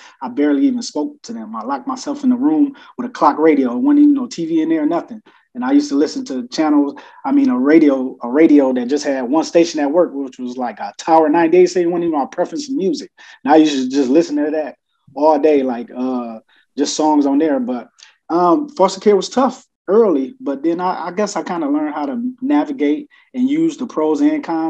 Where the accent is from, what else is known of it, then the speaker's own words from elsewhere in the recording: Toledo, Ohio, United States; I am from the great state of Ohio, Toledo, to be exact. Toledo, Ohio, born and raised